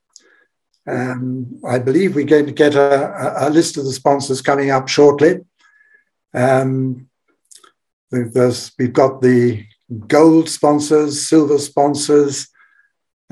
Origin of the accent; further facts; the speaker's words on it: Belgium; my home country, Belgium.